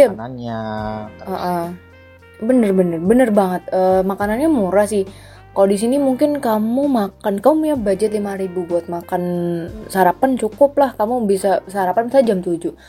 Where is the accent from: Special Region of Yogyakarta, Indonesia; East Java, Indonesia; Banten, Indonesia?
Special Region of Yogyakarta, Indonesia; Yogyakarta; Jadi aku lahir di Jogja, tinggal di Jogja, SD, SMP, SMA, sampai sekarang kuliah juga di Jogja.